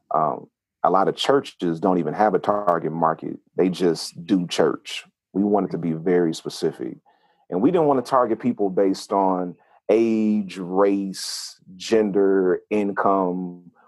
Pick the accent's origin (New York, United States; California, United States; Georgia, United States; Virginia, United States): California, United States; Oakland; moved away as an adult; also born or lived in Huntsville, Alabama / Atlanta; I'm a I'm a city kid raised in a country household because I was born in Oakland, California